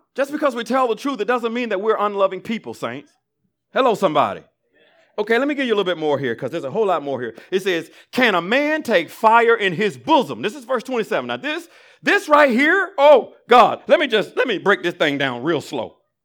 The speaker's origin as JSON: {"language": "English", "region": "Alabama", "country": "United States", "tie": "born or raised there", "said": "I grew up in Alabama"}